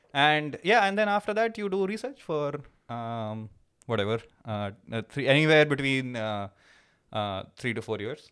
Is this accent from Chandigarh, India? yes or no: no; Uttar Pradesh, India; moved away as an adult; also born or lived in Pilani, India / Michigan, United States; now in Germany; when I was in, uh, in, in U P, when I was growing up